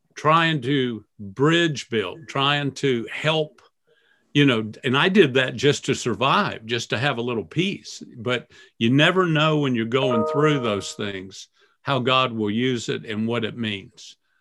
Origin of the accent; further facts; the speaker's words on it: Florida, United States; growing up in Florida